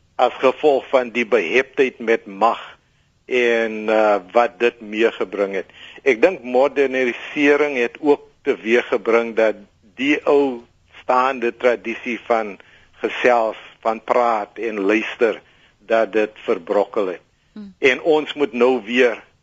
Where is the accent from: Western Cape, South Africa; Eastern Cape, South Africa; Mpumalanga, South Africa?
Western Cape, South Africa; Worcester; dis my geboortedorp